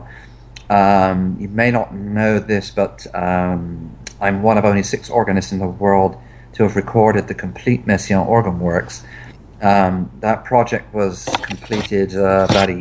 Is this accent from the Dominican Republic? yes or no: no; England, United Kingdom; I'm English